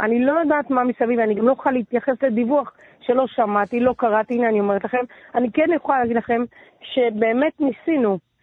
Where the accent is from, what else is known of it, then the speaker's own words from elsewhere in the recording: Netanya, Central District, Israel; also born or lived in Ra'anana; now in Tel Aviv, Israel; בעיקרון גדלתי בנתניה, אבל נולדתי ברעננה.